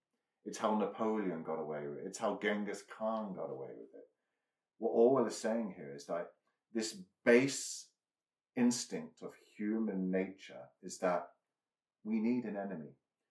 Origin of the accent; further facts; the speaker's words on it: United Kingdom; We're both British.